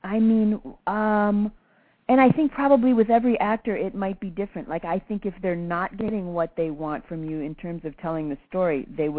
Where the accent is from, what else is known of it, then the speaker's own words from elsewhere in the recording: Midwest, United States; accent: Midwestern; which is the same with me and my Midwestern accent.